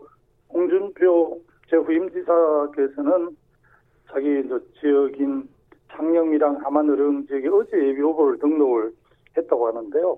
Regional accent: Sacheon, South Gyeongsang, South Korea; 제 고향인 그 경남 사천

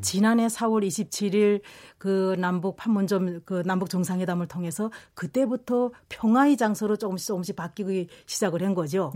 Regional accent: North Korea; moved away as an adult; now in South Korea; 북한 동포가 남조선 동포가 됐습니다

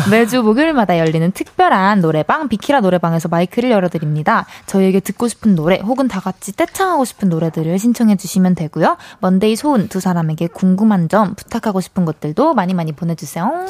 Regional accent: Sokcho, Gangwon, South Korea; moved away; 저는 이제 제 고향이죠. 음. 네, 속초에

